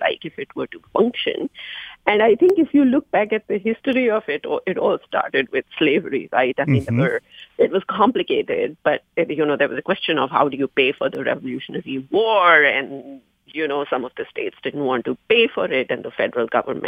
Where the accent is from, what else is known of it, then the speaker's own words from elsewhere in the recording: India; moved away; I come from India